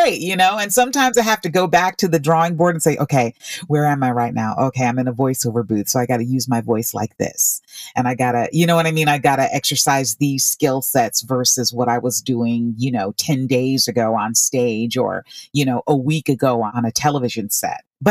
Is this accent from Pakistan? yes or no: no; Orlando, Florida, United States; I grew up in Orlando, Florida